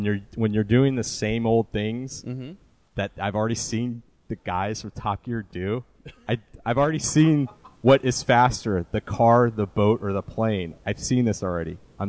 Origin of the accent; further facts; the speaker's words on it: United States; as an American